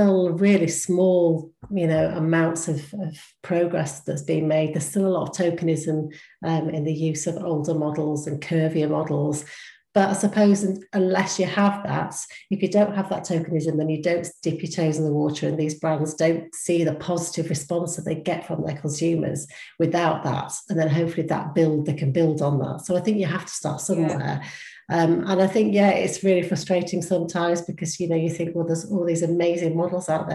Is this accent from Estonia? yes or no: no; United Kingdom